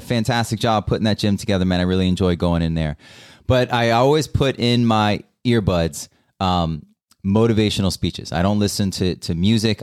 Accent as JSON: {"language": "English", "country": "United States", "said": "as an American"}